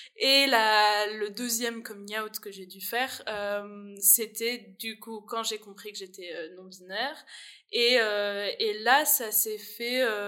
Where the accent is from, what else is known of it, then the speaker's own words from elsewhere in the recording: France; now in Liège, Belgium; je viens de France et ma famille est en France.